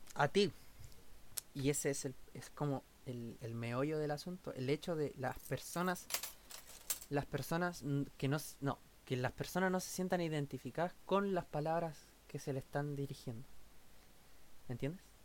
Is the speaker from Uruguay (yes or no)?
no; Chile; nosotros como chilenos